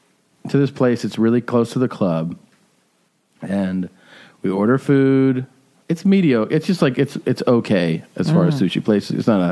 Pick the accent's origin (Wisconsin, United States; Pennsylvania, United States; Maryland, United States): Wisconsin, United States; Milwaukee; this was in Milwaukee, and when I would wake up, you know, we'd spend like Friday night or Saturday night there